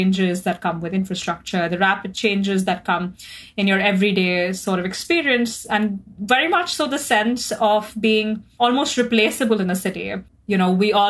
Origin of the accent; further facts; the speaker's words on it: Mumbai, Maharashtra, India; moved away as an adult; also born or lived in Oxford, United Kingdom; now in London, United Kingdom; I grew up in Mumbai, a beautiful, brilliant coastal metropolis in India. And then I moved to the UK and spent the last 2 years at the University of Oxford and have recently just moved to London.